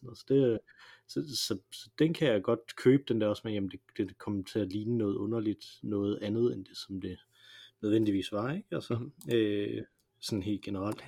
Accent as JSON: {"language": "Danish", "country": "Denmark", "said": "jeg er jo dansker"}